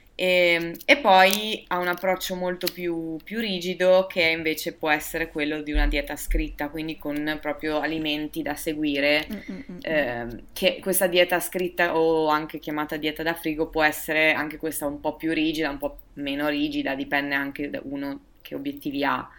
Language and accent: Italian; Verona, Veneto, Italy; sono di Verona.